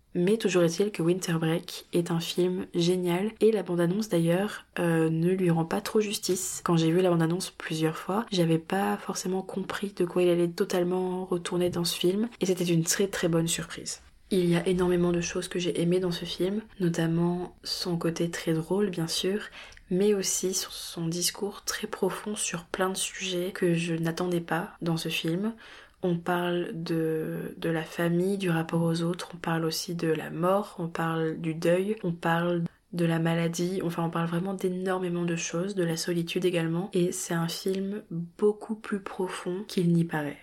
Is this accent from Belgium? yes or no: no; France; chez nous en France